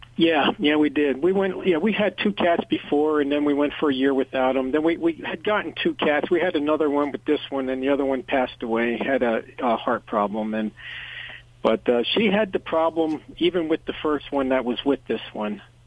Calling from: Pottstown, Pennsylvania, United States; I'm calling from uh, Pottstown, Pennsylvania

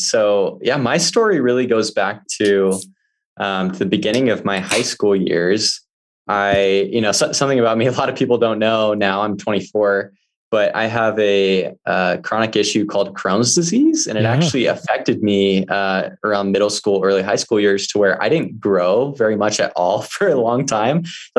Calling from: Midway, Utah, United States; So I am calling from Midway, Utah. I'm currently house sitting right now for a friend who's out of the country.

